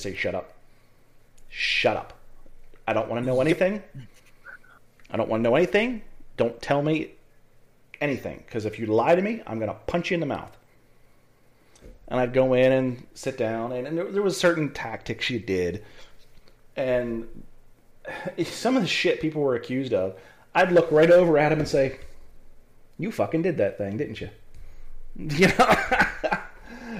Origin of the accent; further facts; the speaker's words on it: Pennsylvania, United States; we're both from Pennsylvania.